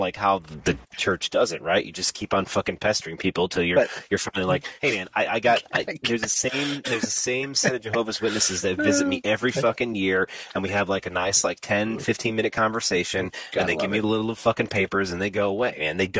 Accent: United States; I'm from America, bro.

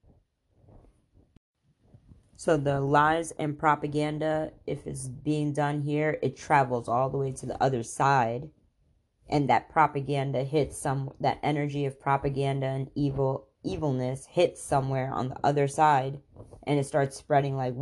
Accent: Khambhat, Gujarat, India; moved away; I'm from there. Literally, I was born there

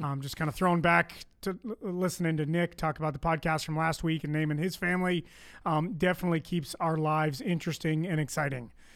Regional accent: Canada; accent: Canadian; moved away; I am Canadian

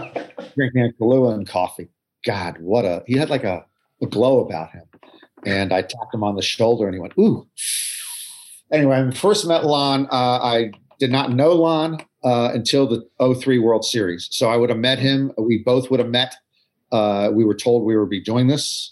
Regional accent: United States; also born or lived in Maryland; I'm from Atlantic Coast Conference country in the U.S.

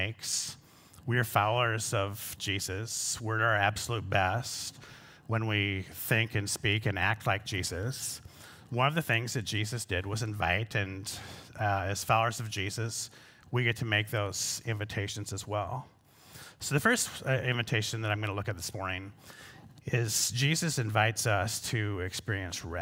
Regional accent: Pocahontas County, Northwest Iowa, United States; So I'm from Northwest Iowa.

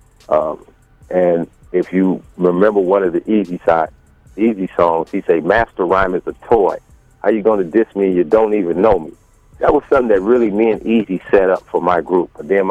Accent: San Francisco, California, United States; I'm originally from San Francisco

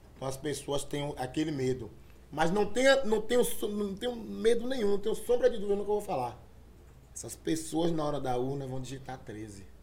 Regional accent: Bahia, Brazil; enquanto negros, enquanto baianos

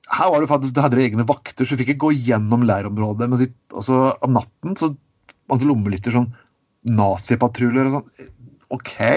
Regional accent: Skien, Telemark, Norway; accent: Grenland dialect; moved away as an adult; Jeg, jeg vokste opp i, i Grenland

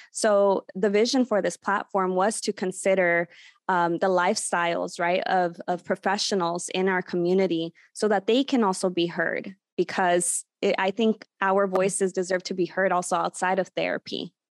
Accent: Los Angeles, California, United States; also born or lived in Burbank, California; I've been born and raised in, in Burbank, California, the San Fernando Valley, though I did grow up in Sun Valley, California, which is just five minutes away.

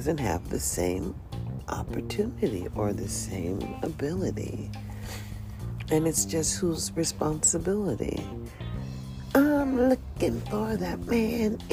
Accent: United States; I am only an American

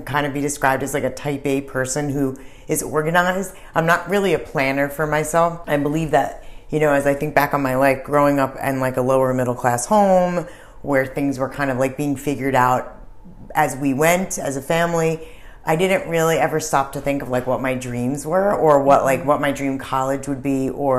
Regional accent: New Jersey, United States; moved away as an adult; also born or lived in Florida; we are both from New Jersey, obviously, as sisters would be.

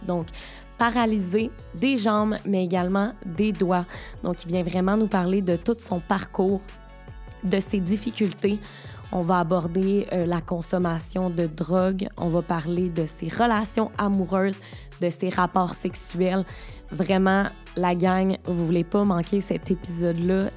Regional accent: Beauce, Quebec, Canada; je viens de la Beauce

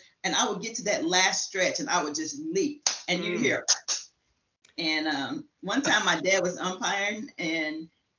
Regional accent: Shelbyville, Tennessee, United States; now in Round Rock, United States; I grew up in Tennessee, Shelbyville, Tennessee

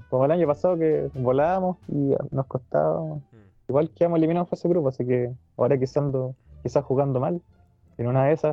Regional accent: Purranque, Los Lagos, Chile; en Purranqui, mi pueblo. Los fines de semana siempre vengo acá

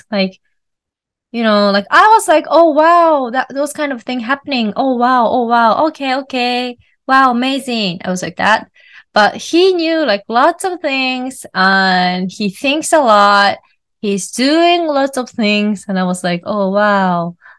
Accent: Japan; first language Japanese; English is a second language; her mother tongue is German, and my mother tongue is Japanese.

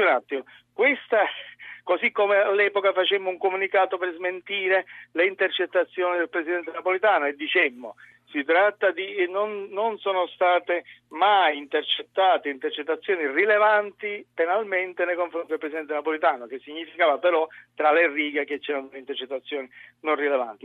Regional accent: Sicily, Italy; anch'io siciliano

